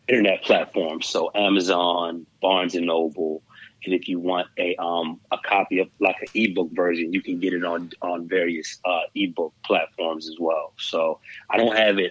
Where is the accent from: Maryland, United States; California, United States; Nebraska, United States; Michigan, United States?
Maryland, United States; Shady Side; moved away as an adult; now in Annapolis, United States; I'm originally from Shadyside. I live in Annapolis now.